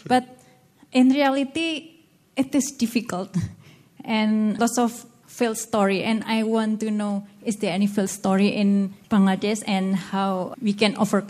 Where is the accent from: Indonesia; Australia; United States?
Indonesia; from Indonesia.